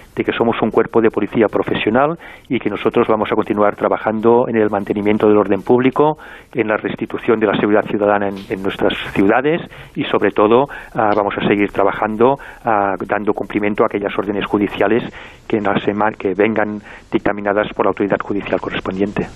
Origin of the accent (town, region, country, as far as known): Catalonia, Spain